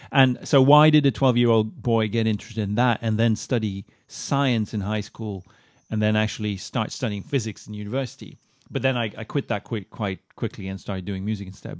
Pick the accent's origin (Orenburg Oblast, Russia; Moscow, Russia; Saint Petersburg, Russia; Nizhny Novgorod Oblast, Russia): Moscow, Russia; moved away; also born or lived in Sweden; I grew up in Moscow